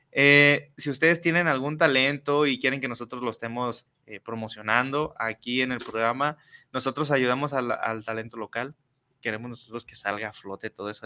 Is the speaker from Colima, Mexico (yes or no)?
no; Guadalajara, Jalisco, Mexico; soy nacido aquí de Guadalajara, tengo 33 años